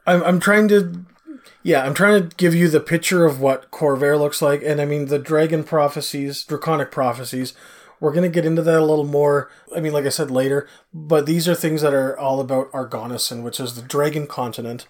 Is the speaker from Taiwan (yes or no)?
no; Canada; I'm Canadian